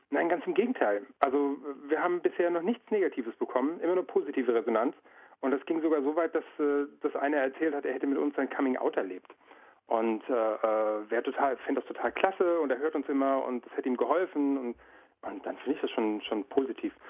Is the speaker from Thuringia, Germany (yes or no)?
no; Frankfurt, Hesse, Germany; wir kommen aus Frankfurt